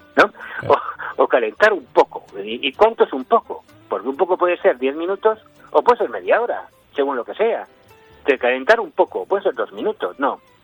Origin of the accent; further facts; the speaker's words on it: San Sebastián, Basque Country, Spain; moved away as an adult; now in Navarre, Spain; yo nací en San Sebastián, me vine a trabajar aquí a Navarra, llevo 20 años en Navarra